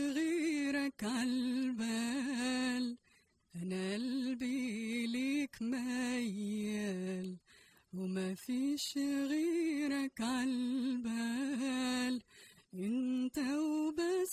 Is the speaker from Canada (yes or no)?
no; Casablanca, Casablanca-Settat, Morocco; moved away; I was born and raised in Morocco, Casablanca